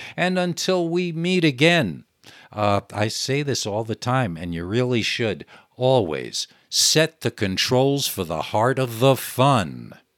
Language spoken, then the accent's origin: English; New York, United States; I grew up in New York, where the television was